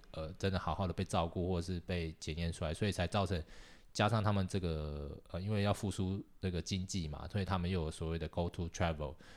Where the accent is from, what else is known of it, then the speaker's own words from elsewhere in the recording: Taiwan; now in Japan; 我们台湾人